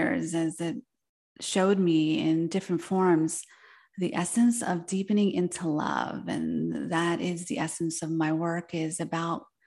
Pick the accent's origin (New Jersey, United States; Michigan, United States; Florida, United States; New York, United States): New Jersey, United States; first language Spanish; English is a second language; I was born in New Jersey, where I grew up, and my parents, being from Argentina, they moved there just before I was born